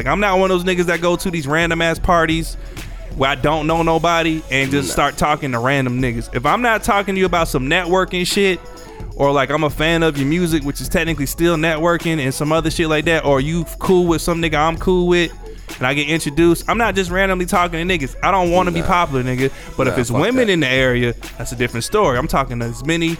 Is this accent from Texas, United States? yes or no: no; Atlanta, Georgia, United States; We are from Atlanta